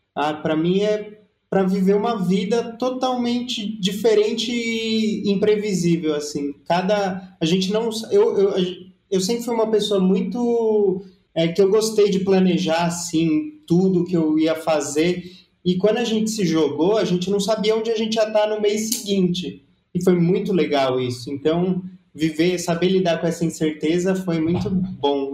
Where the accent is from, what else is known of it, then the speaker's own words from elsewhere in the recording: São Paulo, Brazil; a gente vem de São Paulo